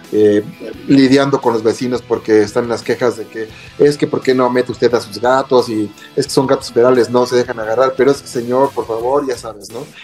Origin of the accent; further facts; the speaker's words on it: Mexico; como buenos mexicanos